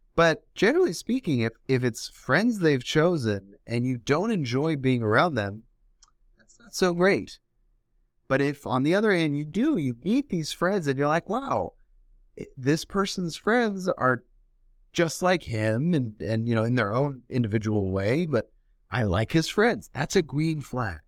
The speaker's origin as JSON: {"language": "English", "town": "Los Angeles", "region": "California", "country": "United States", "tie": "born or raised there", "said": "born and raised in Los Angeles"}